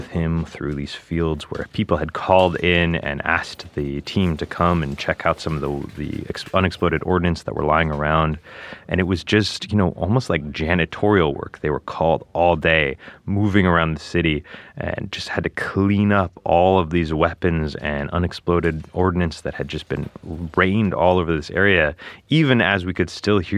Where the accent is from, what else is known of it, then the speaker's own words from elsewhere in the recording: Ukraine; I'm I'm originally from Ukraine. I dropped out of university to go fight in 2015, and now this this unit is, is close and dear to my heart.